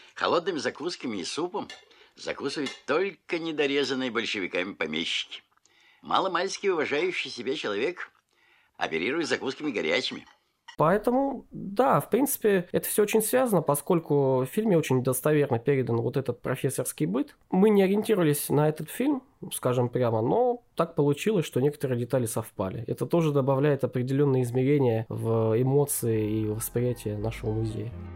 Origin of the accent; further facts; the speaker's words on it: Novosibirsk, Novosibirsk Oblast, Russia; мы из Новосибирска